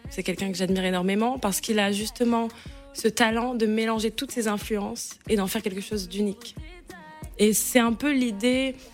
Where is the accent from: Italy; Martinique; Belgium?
Martinique